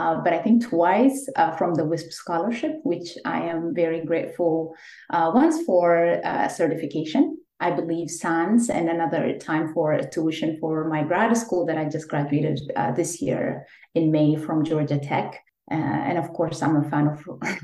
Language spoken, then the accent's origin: English; Ethiopia; moved away as an adult; So I'm an immigrant from Ethiopia, and I'm a career changer from a completely different field because I used to be in the legal field back home when I was in Ethiopia